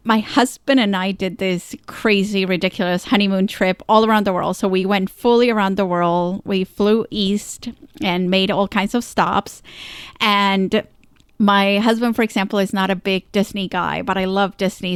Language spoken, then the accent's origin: English; Colombia; moved away; I grew up down in Colombia, South America